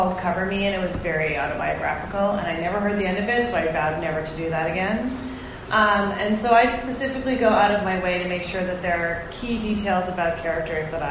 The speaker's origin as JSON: {"language": "English", "town": "Toronto", "region": "Ontario", "country": "Canada", "tie": "born or raised there", "said": "I grew up in Toronto"}